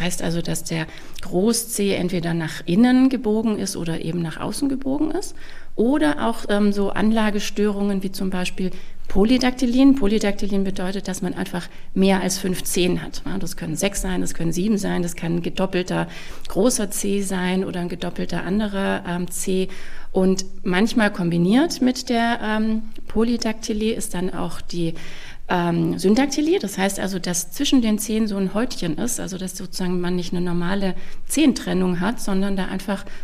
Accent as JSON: {"language": "German", "town": "Stuttgart", "region": "Baden-Württemberg", "country": "Germany", "tie": "born or raised there", "also_born_or_lived": "Tübingen / Munich / Hamburg", "moved": "as an adult", "said": "ich in Tübingen studiert habe und ähm, ich bin auch geborene Stuttgarterin, also auch wenn man es vielleicht nicht immer hört."}